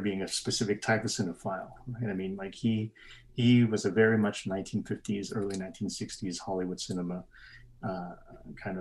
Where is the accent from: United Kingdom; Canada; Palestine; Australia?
Canada; Calgary, Alberta; moved away as an adult; also born or lived in Vietnam; now in Brussels, Belgium; growing up in Calgary in the Chinatown